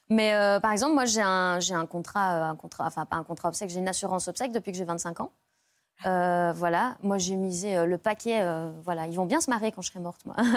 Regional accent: Brussels, Brussels-Capital Region, Belgium; Je suis bruxelloise.

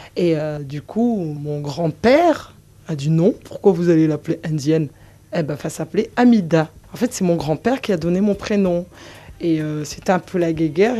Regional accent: Mayotte; j'ai grandi à Mayotte

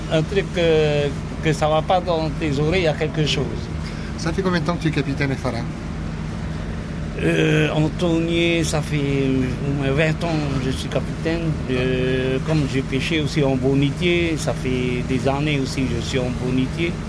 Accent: Windward Islands, French Polynesia; Tu es originaire d'où euh, de, d'ici, même, Tahiti.

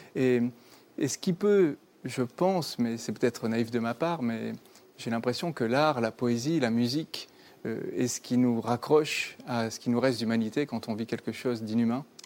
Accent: Bordeaux, Nouvelle-Aquitaine, France; j'ai grandi dans le sud-ouest, moi, je viens de Bordeaux

